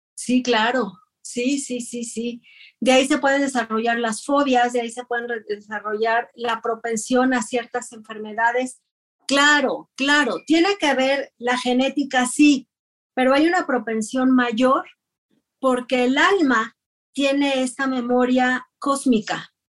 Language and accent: Spanish; Ciudad Juárez, Chihuahua, Mexico; yo soy de Ciudad Juárez, Chihuahua.